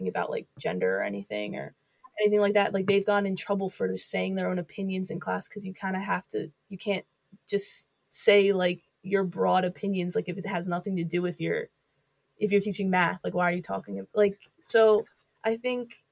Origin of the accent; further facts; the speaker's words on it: Northumberland County, Pennsylvania, United States; where I'm from Northumberland County, Pennsylvania